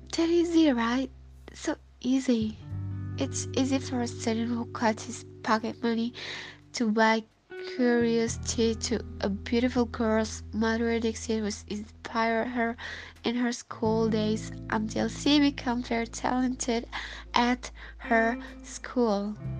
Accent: Bandung, West Java, Indonesia; from Bandung, Indonesia.

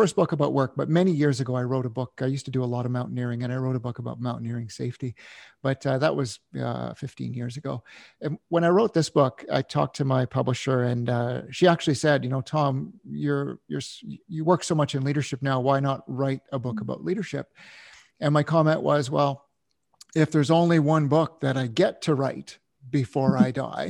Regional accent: Canada; My father was in the military, growing up in Canada

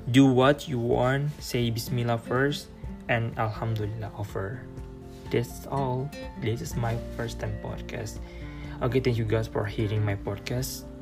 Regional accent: Morowali, Central Sulawesi, Indonesia; English is a second language; moved away as an adult; now in Yogyakarta, Indonesia; I come from Central Sulawesi, Morowali district. When I kindergarten, elementary school, junior high school, I school in the same place is Morowali. But when I senior high school, I school in North Morowali.

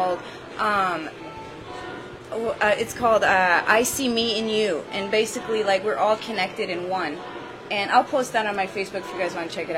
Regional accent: Syria; English is a second language; now in United States; I was born in Syria, and I was a Syrian refugee before I came to the U.S.

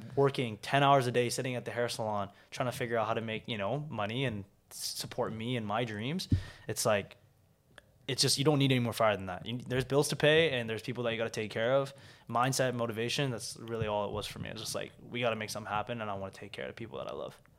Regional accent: Vancouver, British Columbia, Canada; also born or lived in South Korea; I grew up in Korea, South Korea. Um, I was born and raised there until I was seven.

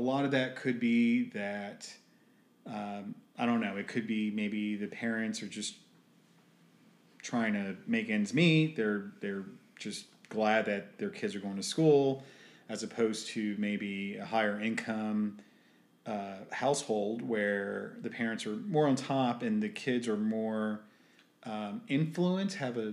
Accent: United States; I'm American with a Hispanic background

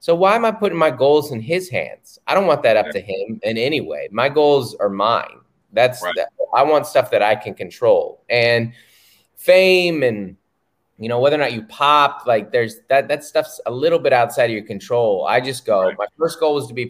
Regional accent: Seattle, Washington, United States; I'm from Seattle

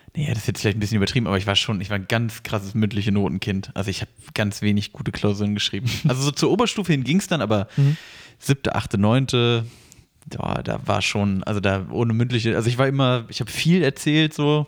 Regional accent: Wennigsen, Lower Saxony, Germany; moved away; also born or lived in Usingen; aus Hannover raus wieder nach Wenigsen, da wo ich aufgewachsen bin

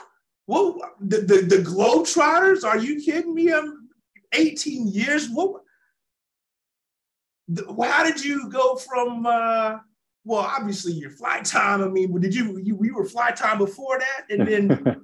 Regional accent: Kansas, United States; moved away as an adult; also born or lived in Arkansas; I grew up in Kansas, but I went to the University of Arkansas.

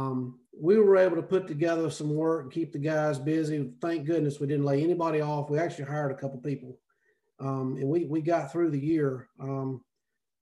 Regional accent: Salisbury, North Carolina, United States; moved away as an adult; now in Oxford, United States; I'm originally from Salisbury, North Carolina

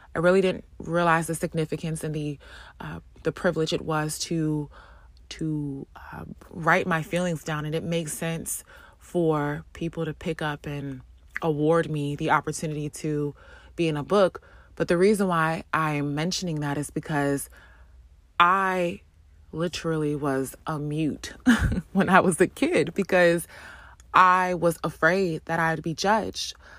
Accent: East Orange, New Jersey, United States; grew up in New Jersey, born and raised in New Jersey, specifically um, Orange, East Orange, Essex County

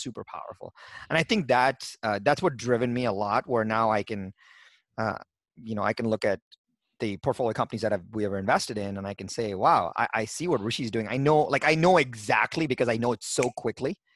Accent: India; I was born in India

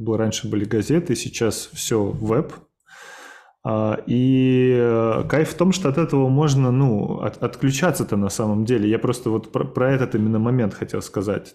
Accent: Samara, Samara Oblast, Russia; я сам родился в Самаре

